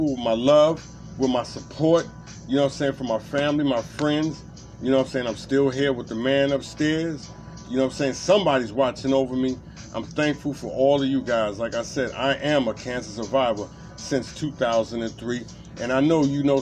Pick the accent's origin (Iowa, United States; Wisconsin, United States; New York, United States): New York, United States; New York City; moved away; also born or lived in Farrell, Pennsylvania; I'm from Brooklyn, Bedford-Stuyvesant, Marcy and Pulaski, between Nostrand, you know what I'm saying? I lived all through Brooklyn